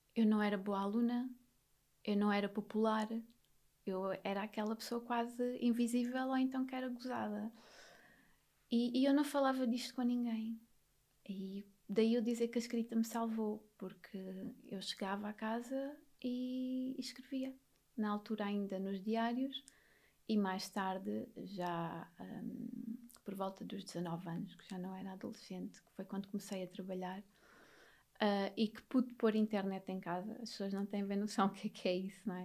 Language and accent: Portuguese; Vila Azedo, Alentejo, Portugal; Nasci e fui criada a vida toda num monte alentejano